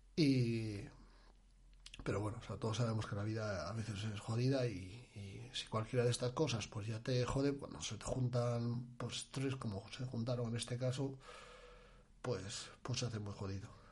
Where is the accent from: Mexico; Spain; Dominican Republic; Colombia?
Spain; Asturias; moved away as an adult; now in Albacete, Spain; soy de Asturias y en Albacete tengo familia